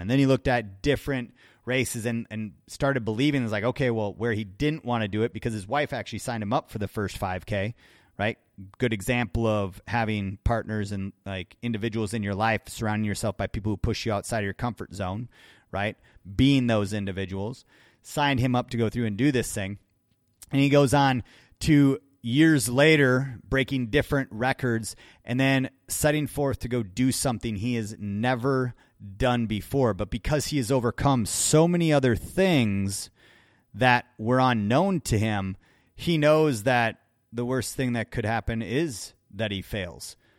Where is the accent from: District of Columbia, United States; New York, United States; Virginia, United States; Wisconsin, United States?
Wisconsin, United States; growing up in Wisconsin myself